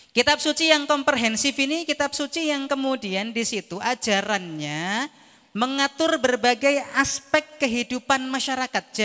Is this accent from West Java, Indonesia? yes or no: no; Lampung, Indonesia; also born or lived in Java; saya aslinya Lampung. Saya dari Jawa ke Lampung itu kalau pulang